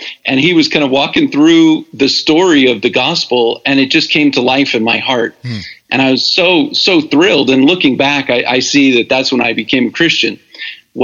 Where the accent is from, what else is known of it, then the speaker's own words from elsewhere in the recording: Virginia Beach, Virginia, United States; moved away as an adult; also born or lived in Lynchburg, Virginia / Sun Valley, California / Louisville, Kentucky; now in Atlanta, United States; Jeff and I grew up in Virginia Beach together